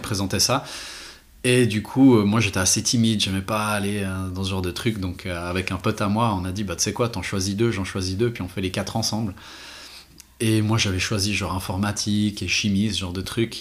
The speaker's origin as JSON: {"language": "French", "town": "Renens", "region": "Vaud", "country": "Switzerland", "also_born_or_lived": "Geneva / Glashütte", "said": "je viens de Renan"}